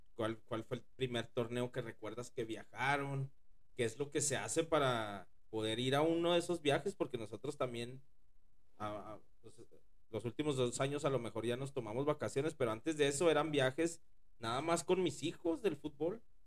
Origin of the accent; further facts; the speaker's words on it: Ciudad Juárez, Chihuahua, Mexico; yo también vengo de Ciudad Juárez